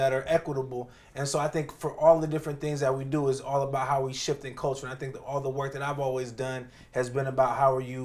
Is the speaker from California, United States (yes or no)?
yes; Oakland, California, United States; moved away as an adult; now in Washington, D.C., United States; I'm from Oakland, California originally